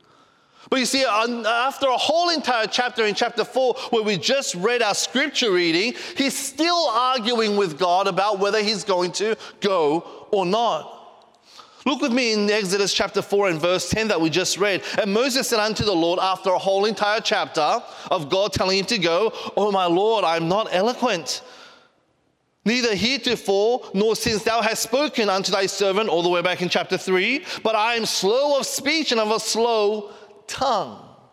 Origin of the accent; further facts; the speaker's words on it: Australia; also born or lived in Korea; I was born in Korea, but I, you know, went to Australia when I was 4 years old as a missionary kid, and I grew up there basically.